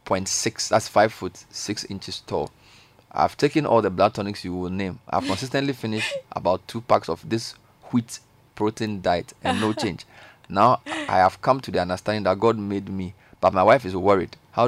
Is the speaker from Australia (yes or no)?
no; Zambia; And I'm from Zambia.